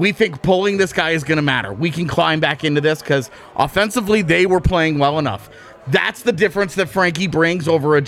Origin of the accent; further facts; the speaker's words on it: Texas, United States; now in Denver, United States; one of the kids that I grew up with in Texas